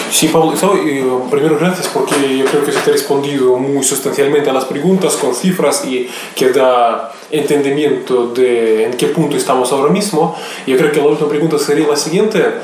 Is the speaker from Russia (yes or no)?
yes; Moscow, Russia; yo como ruso, como moscovita, yo solamente quisiera confirmar que realmente Chile es algo que está presente acá en Rusia